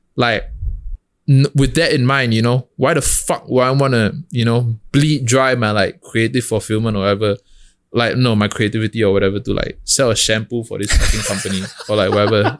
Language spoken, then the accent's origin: English; Singapore; moved away as an adult; now in New York, United States; I'm a kid from Hougang